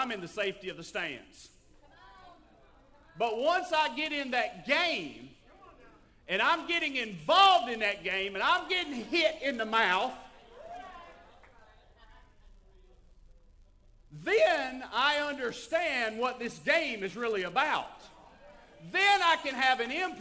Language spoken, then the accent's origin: English; Tennessee, United States; I was raised in Tennessee